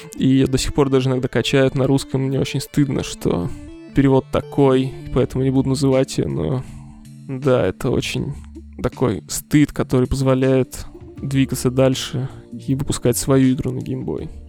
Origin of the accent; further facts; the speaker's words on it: Siberia, Russia; moved away; я из Сибири вообще, и там у нас очень любят эксперименты с образованием